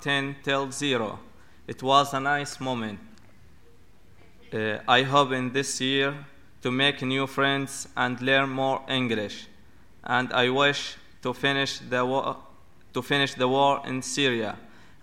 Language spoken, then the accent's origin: English; Palestine; English is a second language; moved away as an adult; now in England; I'm from Palestine.